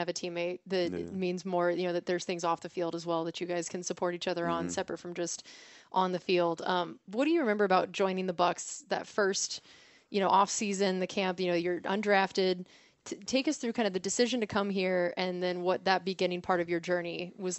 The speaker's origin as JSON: {"language": "English", "region": "Missouri", "country": "United States", "said": "Again, I came from Missouri, and I literally said, I was like, nope, done."}